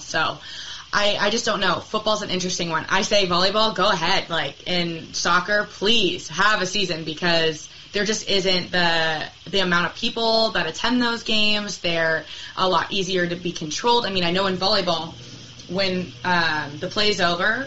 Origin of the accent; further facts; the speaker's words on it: Portland, United States; I was born in Portland.